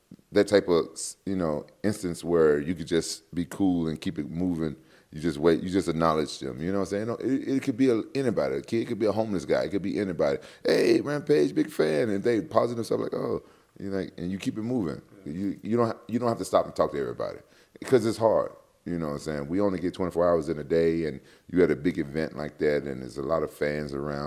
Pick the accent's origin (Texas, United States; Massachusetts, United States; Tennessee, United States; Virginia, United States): Tennessee, United States; Memphis; I'm from Memphis, Tennessee